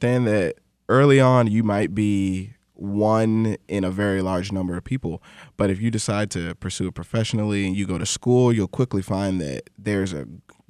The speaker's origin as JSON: {"language": "English", "town": "Atlanta", "region": "Georgia", "country": "United States", "tie": "born or raised there", "said": "Growing up in Atlanta, during my early childhood, there's obviously a huge black community there."}